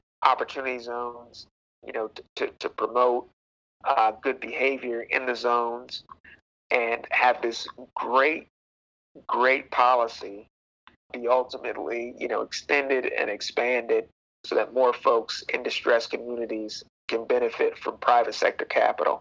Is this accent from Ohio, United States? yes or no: yes; Cleveland, Ohio, United States; moved away as an adult; now in Washington, D.C., United States; I am from the Cleveland area.